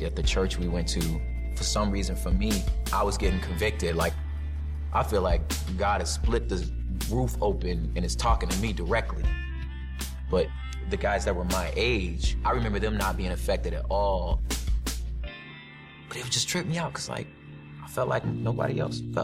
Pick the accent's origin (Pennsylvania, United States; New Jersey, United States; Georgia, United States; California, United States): California, United States; West Covina; also born or lived in South Central Los Angeles; Even though I was born in South Central LA, my particular story starts 20 minutes outside of that in the San Gabriel Valley in West Covina, La Puente area. So I grew up in like an all Mexican, like super violent neighborhood.